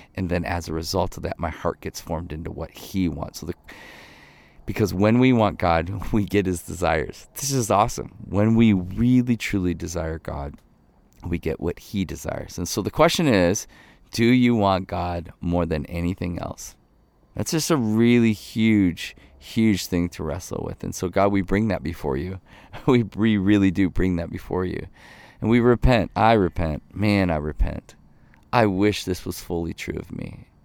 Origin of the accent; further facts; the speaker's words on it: Ohio, United States; I grew up in Ohio. Most of my, my family's from northern Michigan.